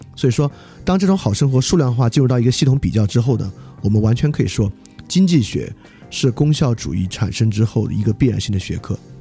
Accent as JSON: {"language": "Chinese", "country": "China"}